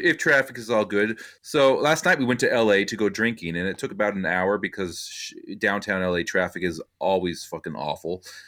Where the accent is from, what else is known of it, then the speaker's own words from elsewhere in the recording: Simi Valley, California, United States; my hometown of Simi Valley